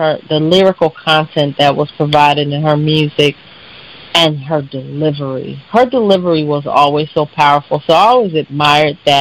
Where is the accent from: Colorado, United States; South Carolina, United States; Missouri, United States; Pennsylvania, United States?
Pennsylvania, United States; Philadelphia; from Philadelphia, Pennsylvania. I always say West Philadelphia, born and raised like Will Smith